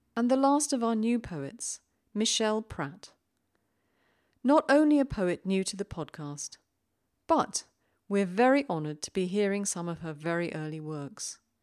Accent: United Kingdom; being British

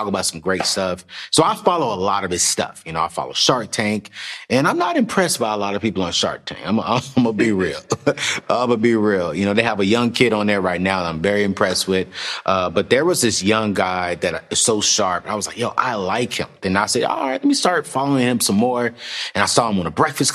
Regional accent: Oceanside, California, United States; I'm from California as well. I'm from Oceanside.

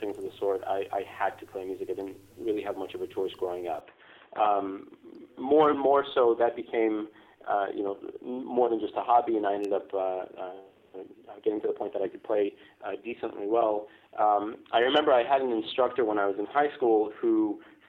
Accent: Foster City, California, United States; also born or lived in Israel; immigrated to the United States when I was five, and I settled down in the Bay Area. So I grew up in Foster City

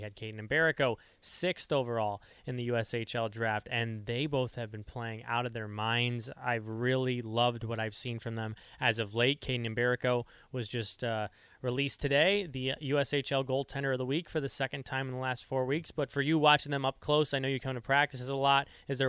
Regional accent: Chicago, Illinois, United States; I'm from Chicago

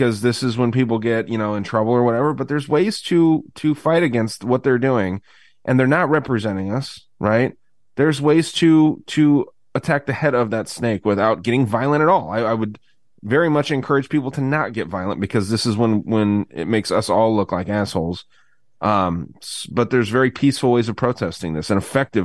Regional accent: United States; I'm an American

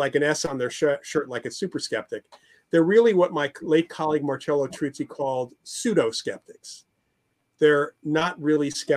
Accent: New York area, United States; I grew up in the New York area

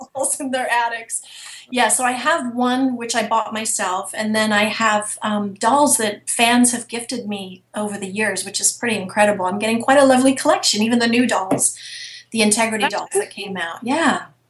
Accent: England, United Kingdom; accent: British; moved away; I'm originally from England, so I've been able to use my British accent for different projects

